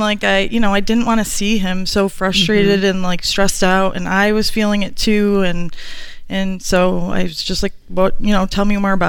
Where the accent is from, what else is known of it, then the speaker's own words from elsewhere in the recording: Rochester, New York, United States; Rochester, New York.